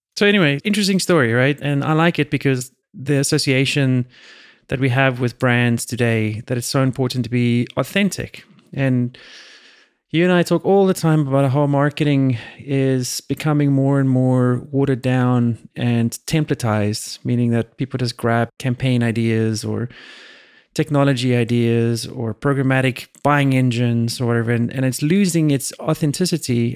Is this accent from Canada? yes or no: no; South Africa; now in United States; I was born in South Africa